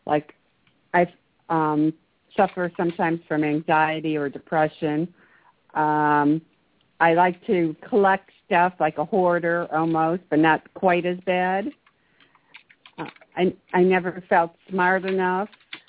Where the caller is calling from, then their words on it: Maryland, United States; I'm calling from Maryland.